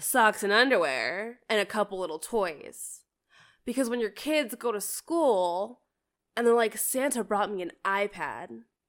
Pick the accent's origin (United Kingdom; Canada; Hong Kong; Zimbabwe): Canada; moved away; I grew up in Canada